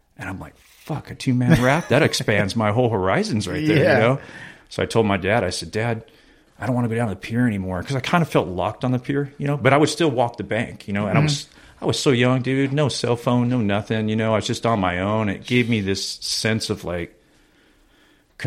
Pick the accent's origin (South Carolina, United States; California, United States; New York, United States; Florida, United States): California, United States; San Diego; I grew up in San Diego